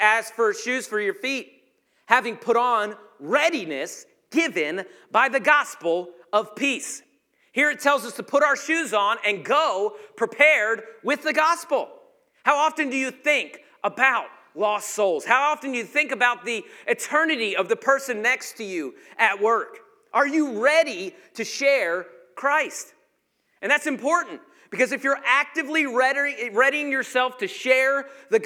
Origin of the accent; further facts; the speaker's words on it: Georgia, United States; I was from Georgia